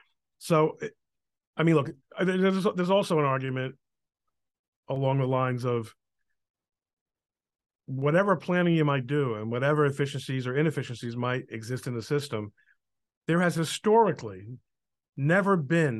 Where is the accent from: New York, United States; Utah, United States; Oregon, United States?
New York, United States; New York City; now in Elizabeth, United States; When I was a kid growing up in New York, the New York Harbor was a bona fide, cargo location still.